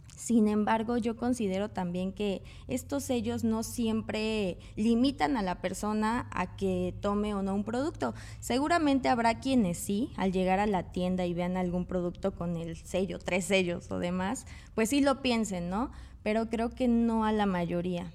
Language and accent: Spanish; Mexico; como mexicanos